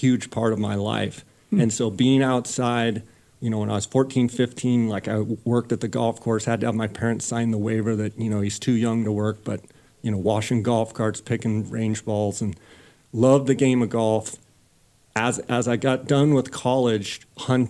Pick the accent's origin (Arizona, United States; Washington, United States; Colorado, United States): Arizona, United States; Phoenix; born or raised there